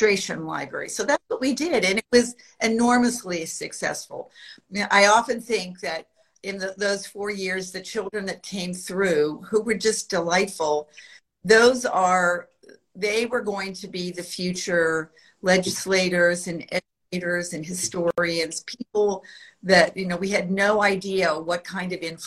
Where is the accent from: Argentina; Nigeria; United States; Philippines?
United States; Western Pennsylvania; also born or lived in Washington, D.C.; now in Savannah, United States; I was born in Western Pennsylvania in the snow belt